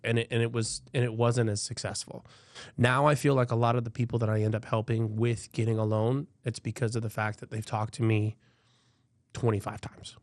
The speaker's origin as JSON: {"language": "English", "town": "Albany", "region": "Georgia", "country": "United States", "moved": "yes", "lives_now": "Florida, United States", "said": "I'm actually from Georgia. Um, Albany"}